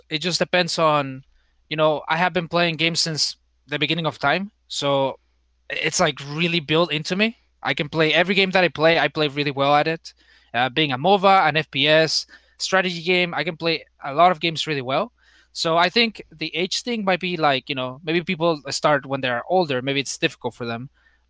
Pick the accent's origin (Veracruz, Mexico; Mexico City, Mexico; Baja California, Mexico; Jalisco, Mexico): Baja California, Mexico; Tijuana; I think, you know, in terms of like growing up, just going to school, living with my grandma.